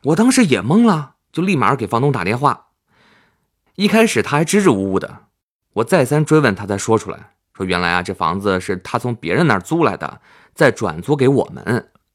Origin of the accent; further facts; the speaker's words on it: Fujian, China; moved away as an adult; also born or lived in Jinjiang; now in Beijing, China; 我家在福建的一个小县城。大学毕业之后，我就去了晋江的一家公司